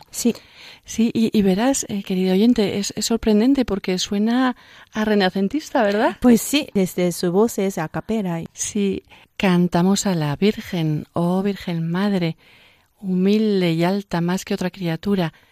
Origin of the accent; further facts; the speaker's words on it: Japan; Spanish is a second language; now in Spain; soy de Japón